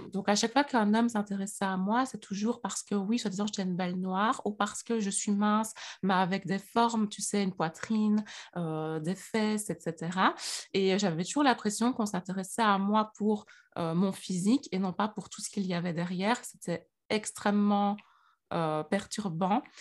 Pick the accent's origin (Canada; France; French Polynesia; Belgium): Belgium; Liège, Wallonia; accent: Liège; moi, je suis née en Belgique, donc je suis née à Liège. Euh, d'ailleurs, j'ai l'accent liégeois.